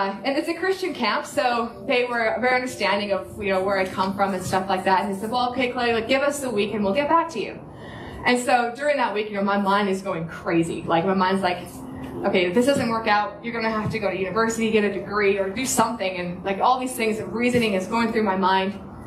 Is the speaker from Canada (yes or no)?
yes; Canada; moved away as an adult; now in Sunshine Coast, Australia; I'm Canadian